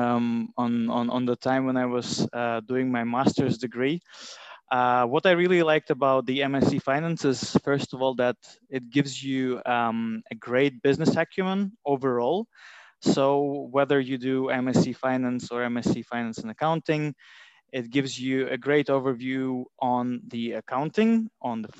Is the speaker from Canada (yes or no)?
no; Latvia; moved away as an adult; also born or lived in Durham, United Kingdom; now in London, United Kingdom; I am from Latvia.